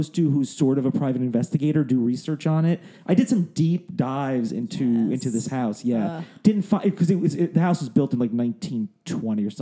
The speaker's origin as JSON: {"language": "English", "region": "New Jersey", "country": "United States", "moved": "yes", "lives_now": "Los Angeles, United States", "said": "I was from New Jersey."}